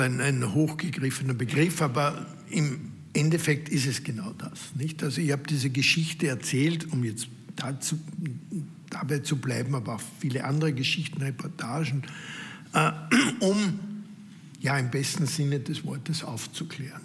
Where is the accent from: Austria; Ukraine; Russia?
Austria; Als Österreicher, als Mitglied dieser Familie